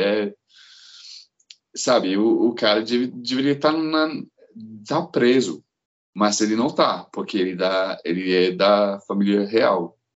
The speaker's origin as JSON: {"language": "Portuguese", "town": "Glasgow", "region": "Scotland", "country": "United Kingdom", "tie": "born or raised there", "first_language": "English", "second_language": "Portuguese", "moved": "as an adult", "lives_now": "Belo Horizonte, Brazil", "said": "eu sou de Glasgow. Lá, tipo, na Escócia, o povo come as palavras, mas ainda é lá em Glasgow. Então eu cresci com isso"}